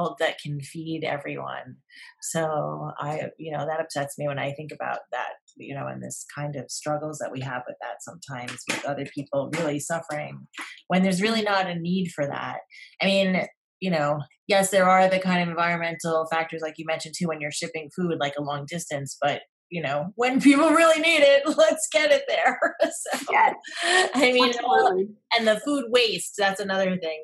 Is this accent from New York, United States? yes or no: yes; New York metropolitan area, United States; moved away; I grew up in the United States in the New York metropolitan area and we had everything